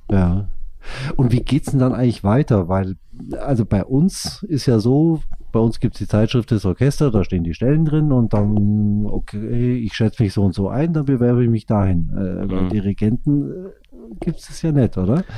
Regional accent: Kempten, Bavaria, Germany; accent: Allgäuer; du kommst ja auch aus Kempten, genauso wie ich

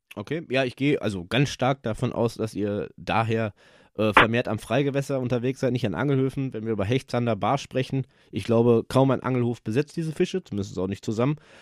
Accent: near Dortmund, North Rhine-Westphalia, Germany; Ich komme aus der Nähe von Dortmund

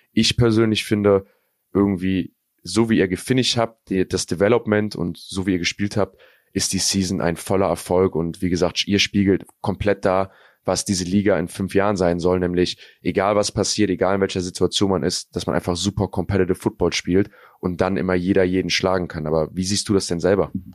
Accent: North Rhine-Westphalia, Germany; Wir sind hier in NRW aufgewachsen

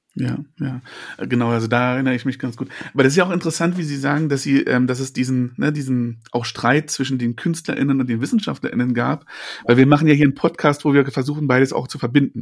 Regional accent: Berlin, Germany; Ich bin in Berlin geboren, aber die ganze Familie war in der Prignitz.

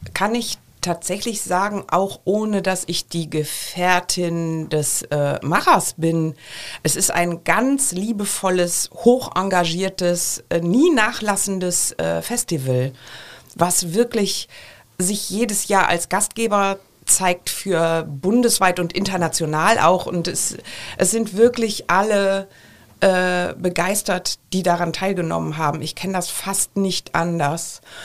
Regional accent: Düsseldorf, North Rhine-Westphalia, Germany; now in Cologne, Germany; Ich bin ja Düsseldorferin in Köln lebend, also karnevalsgeprägt

